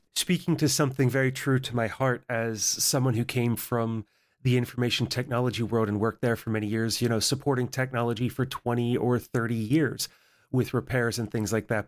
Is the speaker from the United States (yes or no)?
yes; mid-Atlantic, Appalachia, United States; I grew up in Appalachia in the mid Atlantic here in the United States